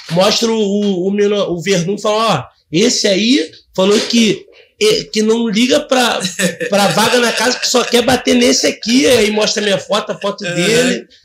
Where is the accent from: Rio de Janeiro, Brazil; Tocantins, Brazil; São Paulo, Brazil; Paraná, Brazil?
Rio de Janeiro, Brazil; pô, pelo contrário, chegou lá, eu falei, cara irmão, a gente é da Baixada, tem que se ajudar.